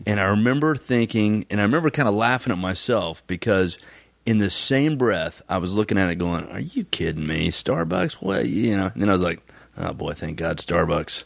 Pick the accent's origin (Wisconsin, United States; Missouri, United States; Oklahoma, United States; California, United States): Oklahoma, United States; Tulsa; I am a fourth generation Oklahoman, born and raised in Tulsa, Oklahoma